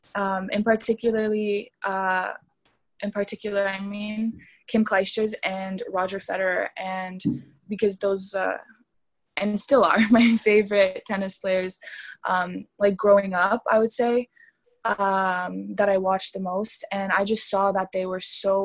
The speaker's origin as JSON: {"language": "English", "country": "Canada", "tie": "born or raised there", "also_born_or_lived": "Romania", "said": "I was born in Canada. I was raised in Canada."}